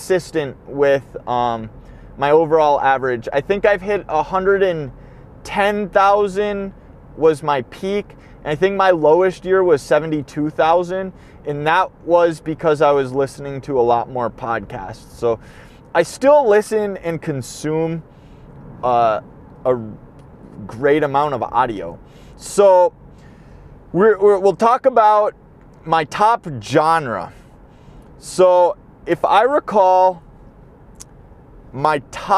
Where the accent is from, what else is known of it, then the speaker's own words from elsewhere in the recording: Midwest, United States; I'm from the Midwest